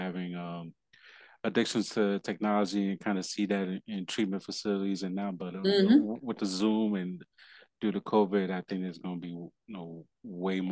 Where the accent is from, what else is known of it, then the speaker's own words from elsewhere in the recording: Puerto Rico; also born or lived in New York; now in Delaware, United States; me being Puerto Rican